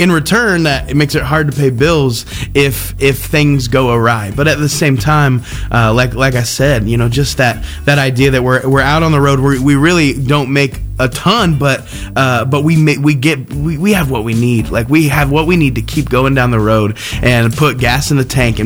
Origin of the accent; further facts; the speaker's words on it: Terre Haute, Indiana, United States; I'm from Terre Haute, Indiana